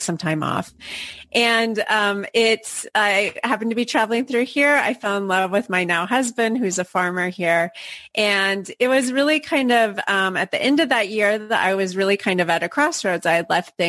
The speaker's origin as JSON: {"language": "English", "town": "Portland", "region": "Oregon", "country": "United States", "moved": "yes", "lives_now": "Barcelona, Spain", "said": "I'm originally from Portland, Oregon, so I'm a transplant here"}